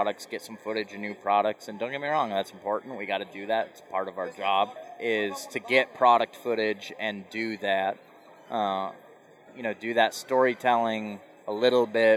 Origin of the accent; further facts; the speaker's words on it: Central Iowa, United States; moved away as an adult; also born or lived in South Dakota; I grew up in Iowa